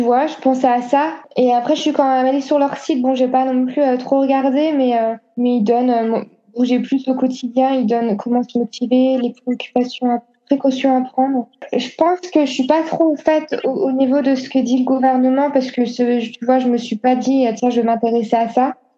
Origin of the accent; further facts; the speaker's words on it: Annecy, Auvergne-Rhône-Alpes, France; moved away; also born or lived in Lille / China; je viens de Haute-Savoie, Annecy, donc on est entouré par les montagnes.